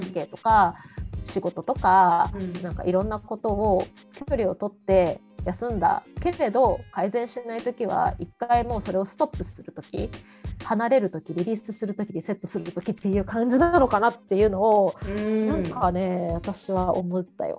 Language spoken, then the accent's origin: Japanese; Japan; 日本で育ってる